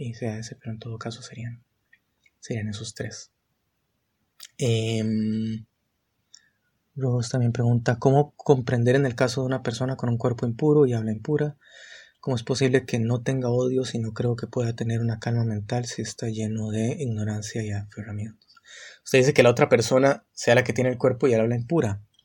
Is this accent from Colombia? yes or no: no; San José, Costa Rica; soy de Costa Rica, San José, ahorita